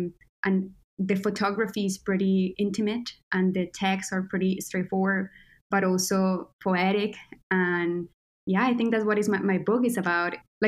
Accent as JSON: {"language": "English", "region": "Quindío", "country": "Colombia", "tie": "born or raised there", "moved": "yes", "said": "I'm a Colombian creator. That's how I like to call myself. And I was born and raised in Colombia, in Quindío, which is the tiniest state in Colombia, and is traditionally known for coffee."}